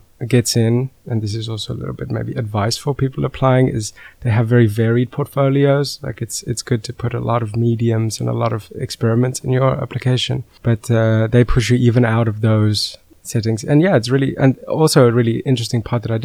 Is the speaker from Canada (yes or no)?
no; South Africa; moved away as an adult; now in Netherlands; I am originally from South Africa